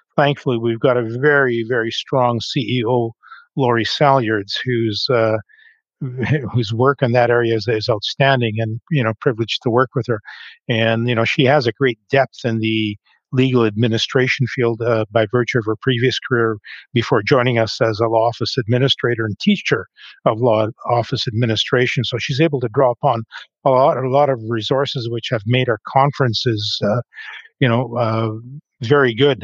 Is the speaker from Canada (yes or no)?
yes; Grand Forks, British Columbia, Canada; moved away as an adult; also born or lived in Calgary; now in Vancouver, Canada; I was born and raised in a small town in the interior of the province of British Columbia called Grand Forks